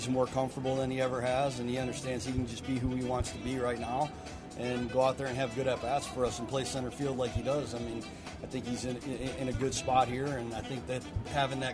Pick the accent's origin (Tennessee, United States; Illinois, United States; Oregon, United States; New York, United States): Illinois, United States; Frankfort; moved away as an adult; now in Birmingham, United States; growing up in Chicago and playing in southern Illinois